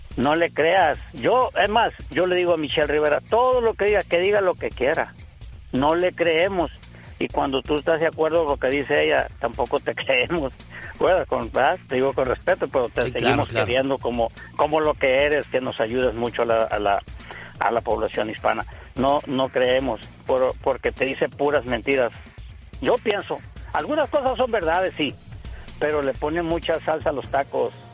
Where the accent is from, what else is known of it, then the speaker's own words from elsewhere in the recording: Los Mochis, Sinaloa, Mexico; now in California, United States; Vengo de Los Mochis, Sinaloa.